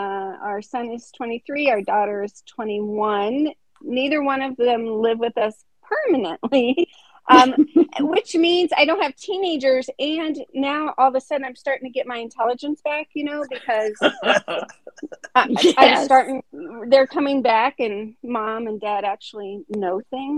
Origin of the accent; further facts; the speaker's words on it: Northeast Ohio, United States; accent: Midwestern; I'm from Northeast Ohio, which is even another different accent. And I have a husband of 30 years.